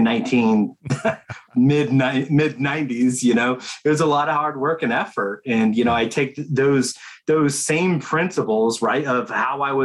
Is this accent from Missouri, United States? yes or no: no; Big Sandy, Montana, United States; moved away; I grew up in Montana